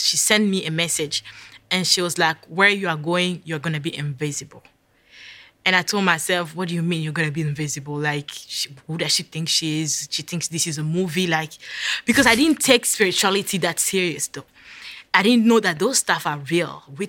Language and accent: English; Virginia, United States; I was like, yes, I'm in New York. I'm from Virginia. I'm lost.